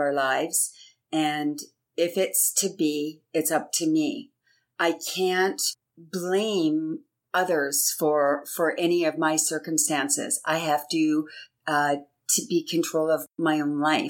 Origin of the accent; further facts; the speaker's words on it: Canada; I'm actually Canadian. And for my whole life being in Canada, there's always a celebration